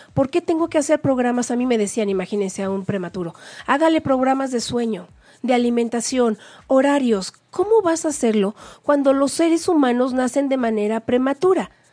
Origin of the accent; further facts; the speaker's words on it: Mexico; somos las supermamás mexicanas